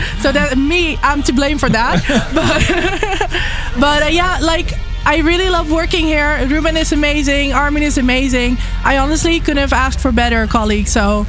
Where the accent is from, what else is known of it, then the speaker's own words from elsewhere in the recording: Amsterdam, North Holland, Netherlands; I'm from Amsterdam and I'm 30 years old.